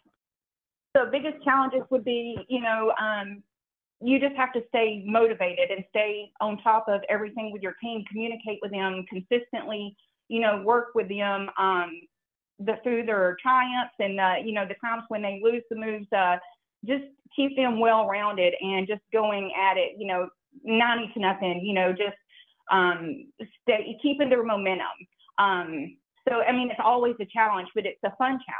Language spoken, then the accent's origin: English; the South, Alabama, United States; moved away as an adult; also born or lived in Anchorage, Alaska; I'm from the South